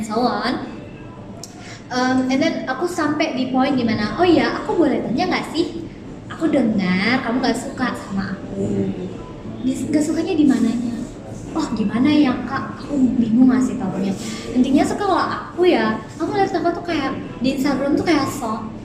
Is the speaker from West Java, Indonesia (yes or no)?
no; Balikpapan, East Kalimantan, Indonesia; aku dari kecil aku lahir sudah di kota aku lahir di Balikpapan